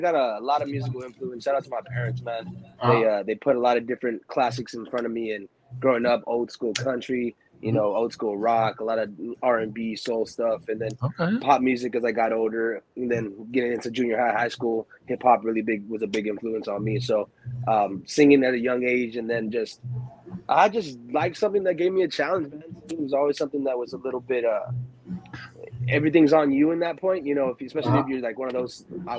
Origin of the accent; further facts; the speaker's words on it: Chelsea, Michigan, United States; also born or lived in Ypsilanti; I was born in Michigan, Ypsilanti, Michigan, small town out there.